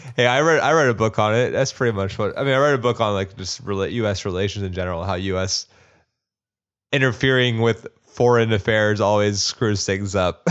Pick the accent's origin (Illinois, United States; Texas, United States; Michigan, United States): Texas, United States; also born or lived in Austin, Texas; a person who lived in Austin for eight years and a Texan slash kind of an Austin knight now